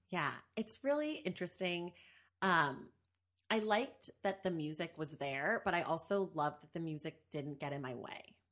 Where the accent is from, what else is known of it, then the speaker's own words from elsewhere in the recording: the Bay Area, California, United States; also born or lived in New York; now in Los Angeles, United States; I'm also from the Bay